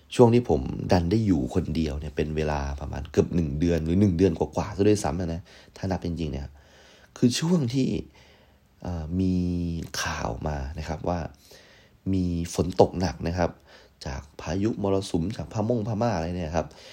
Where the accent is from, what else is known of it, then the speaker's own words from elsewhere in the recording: Prachuap Khiri Khan, Thailand; now in Bangkok, Thailand; กลับไปที่บ้านเกิดนะครับก็คือที่ประจวบ